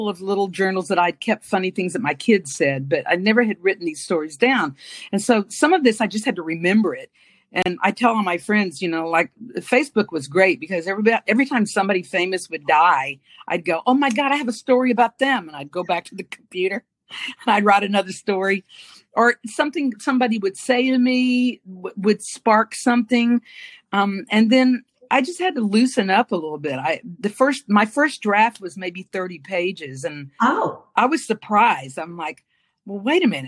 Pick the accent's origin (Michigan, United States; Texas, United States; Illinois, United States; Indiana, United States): Texas, United States; Dallas; From Dallas, born and raised in Dallas. Grew up here